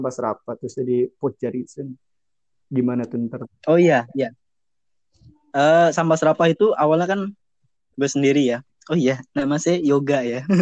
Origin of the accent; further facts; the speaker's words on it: Cirebon, West Java, Indonesia; kita kan juga dari Cirebon mau mau nggak bukan mau banggain Cirebon sih